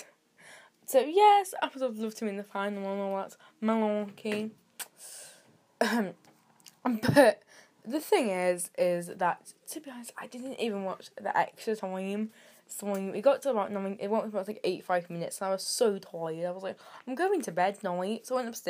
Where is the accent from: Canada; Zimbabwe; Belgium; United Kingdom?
United Kingdom; I'm British